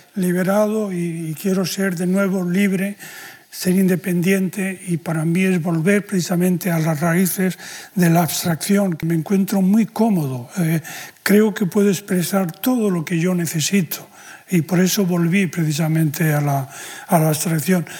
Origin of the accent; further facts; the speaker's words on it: Spain; la condición de español, en, mi caso